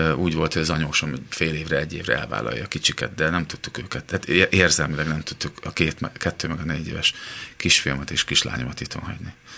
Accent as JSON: {"language": "Hungarian", "town": "Szeged", "region": "Csongrád-Csanád", "country": "Hungary", "also_born_or_lived": "Los Angeles", "moved": "yes", "lives_now": "Budapest, Hungary", "said": "szegediek vagyunk, és ugye Szegedről jár fel anyukám"}